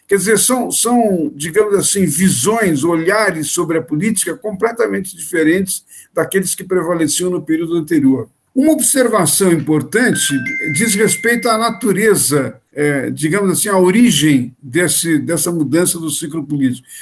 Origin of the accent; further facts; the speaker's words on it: Brazil; nós brasileiros